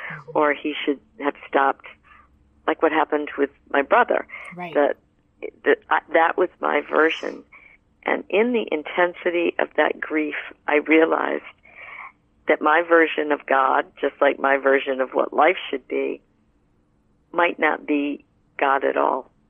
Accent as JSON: {"language": "English", "region": "New England", "country": "United States", "tie": "born or raised there", "also_born_or_lived": "Southwest United States", "moved": "as an adult", "said": "I was moving from New England, where I had been raised"}